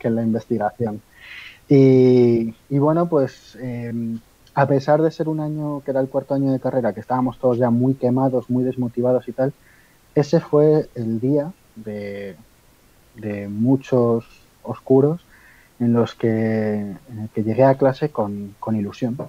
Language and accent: Spanish; Spain; yo soy de aquí de España